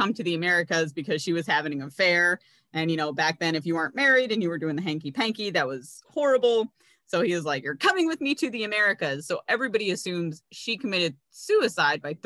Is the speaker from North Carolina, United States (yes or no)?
yes; North Carolina, United States; we grew up in North Carolina.